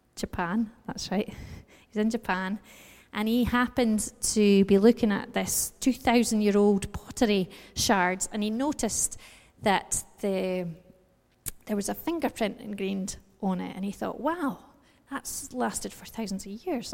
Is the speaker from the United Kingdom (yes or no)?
yes; United Kingdom; we're British